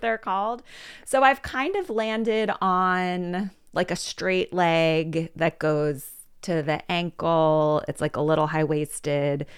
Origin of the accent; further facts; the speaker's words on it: Philadelphia, Pennsylvania, United States; I grew up in Philadelphia, went away for a bit, but I've been back